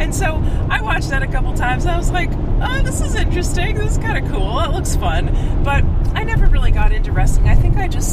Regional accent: Massachusetts, United States; now in New Hampshire, United States; I'm from Massachusetts.

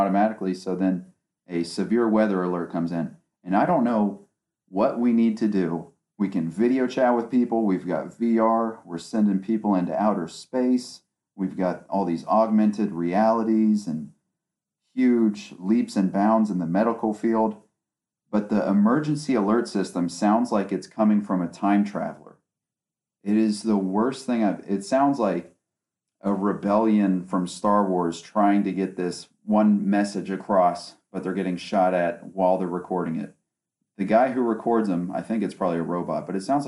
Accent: West Virginia, United States; now in Ohio, United States; I grew up in West Virginia, in between Ohio and West Virginia, because of all the family I have out there

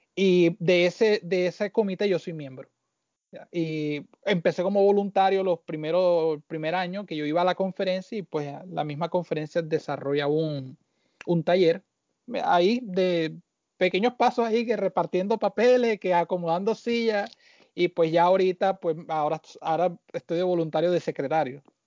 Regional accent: Barranquilla, Atlántico, Colombia; moved away as an adult; also born or lived in Caracas, Venezuela / Puerto Rico; now in New Jersey, United States; me crié en Barranquilla

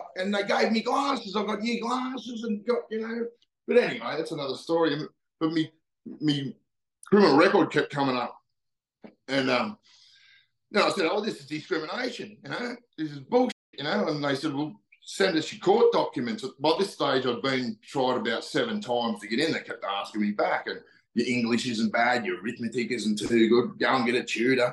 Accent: Newcastle, New South Wales, Australia; now in Cape York, Australia; I lived in a little town called Stockton, and we were like a little country town right on the beach, isolated from Newcastle

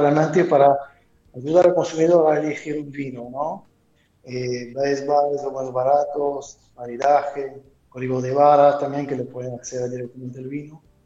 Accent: France; moved away as an adult; now in Montevideo, Uruguay; soy francés, antes estuve en Francia

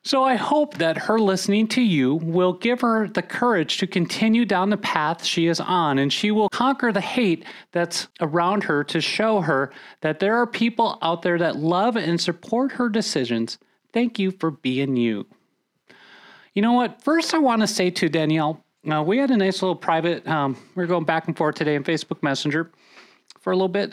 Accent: Minnesota, United States; I grew up in Minnesota

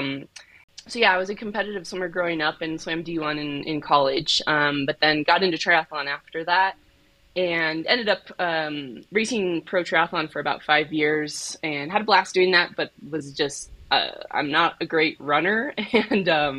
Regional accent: Colorado, United States; I grew up in Colorado, so I skied growing up

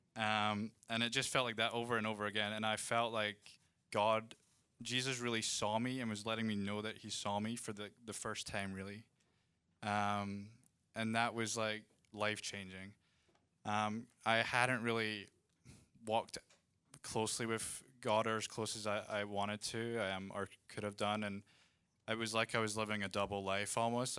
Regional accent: Scotland, United Kingdom; now in Redding, United States; I'm from Scotland

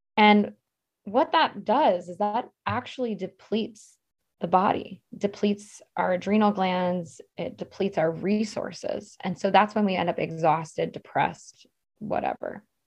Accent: Maryland, United States; I grew up in Maryland where there was, like, a dam every mile

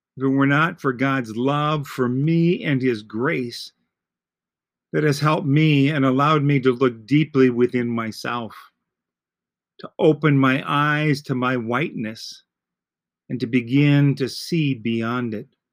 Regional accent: Green Bay, Wisconsin, United States; I grew up in Green Bay

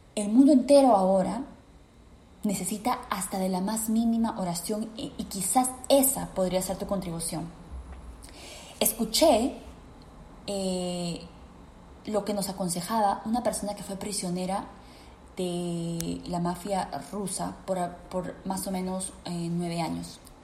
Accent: Peru; en mi país, Perú

